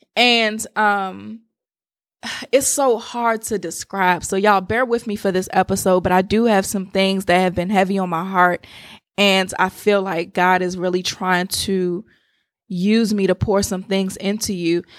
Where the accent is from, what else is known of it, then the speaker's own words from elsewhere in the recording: Washington, District of Columbia, United States; I'm from the Washington, D C area